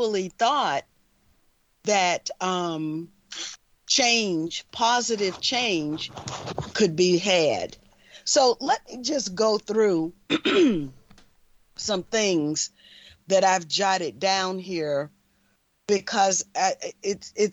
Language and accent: English; the South, United States; being a child of the South